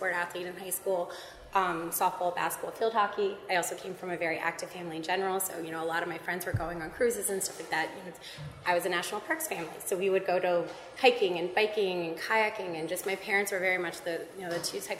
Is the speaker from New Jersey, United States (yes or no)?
yes; Hillsborough, New Jersey, United States; I grew up in Hillsborough, New Jersey